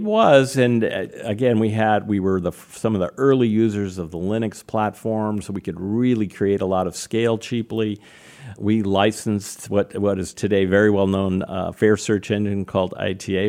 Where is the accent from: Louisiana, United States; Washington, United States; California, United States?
California, United States; Napa; I grew up in what is today a well-known town called Napa, California